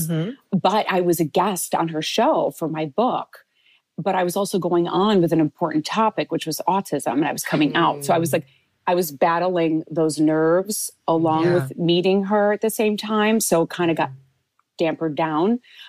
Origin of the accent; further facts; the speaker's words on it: Chicago, Illinois, United States; I come from Chicago